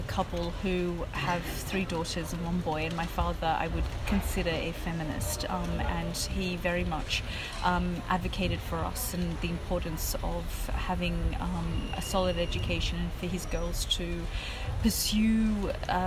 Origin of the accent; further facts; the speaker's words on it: Australia; also born or lived in Afghanistan; now in London, United Kingdom; I was growing up in Australia